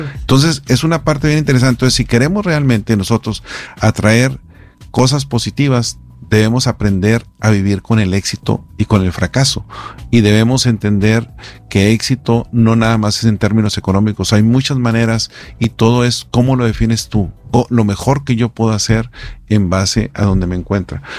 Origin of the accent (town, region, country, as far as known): Mexico